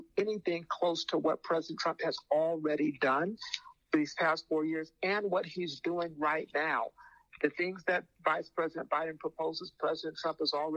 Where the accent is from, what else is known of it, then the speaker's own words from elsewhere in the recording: Phoenix, Arizona, United States; I'm from Phoenix, and the expression we used to use out in Phoenix